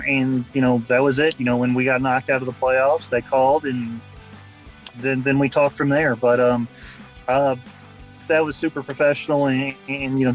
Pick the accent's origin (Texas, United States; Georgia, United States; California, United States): Georgia, United States; Carrollton; growing up in Carrollton, it obviously wasn't as big as it is now